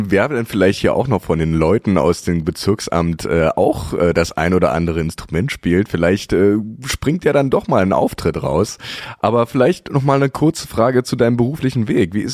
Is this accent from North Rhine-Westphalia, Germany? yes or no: no; Berlin, Germany; Ich bin aus Berlin.